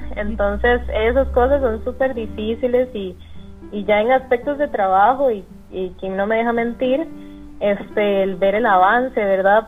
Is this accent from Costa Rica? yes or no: yes; San José, Costa Rica; moved away as an adult; now in Guanacaste, Costa Rica; yo soy de San José, pero decidí irme en agosto del año pasado